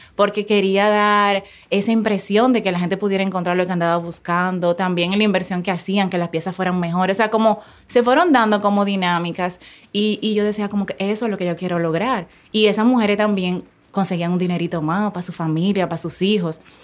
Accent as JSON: {"language": "Spanish", "town": "Santo Domingo Norte", "region": "Distrito Nacional", "country": "Dominican Republic", "tie": "born or raised there", "said": "Yo me crié en un barrio de Santo Domingo, en Sabana Perdida."}